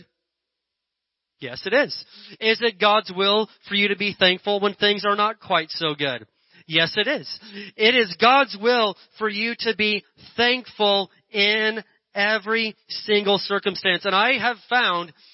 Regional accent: Indiana, United States; moved away; my little redneck hillbilly town I grew up in Indiana

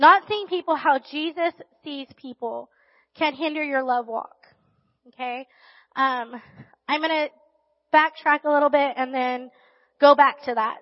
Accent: Riverside, California, United States; also born or lived in Barstow, California; And then when I was in third grade, we moved to Riverside.

